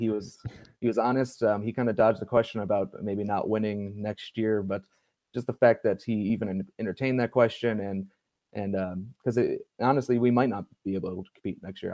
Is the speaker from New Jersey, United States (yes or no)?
no; Cleveland, Ohio, United States; I grew up actually in uh, Cleveland, Ohio